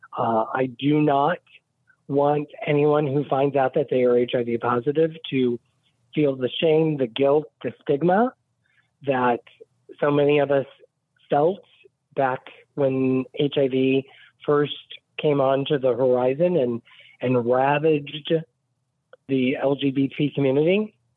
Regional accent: Westville, Indiana, United States; now in Fort Lauderdale, United States; I grew up in Indiana, right off of Lake Michigan. It's a very small town called Westville.

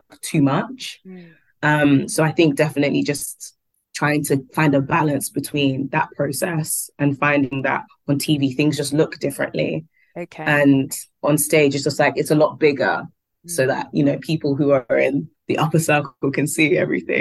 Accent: London, United Kingdom; we are from London

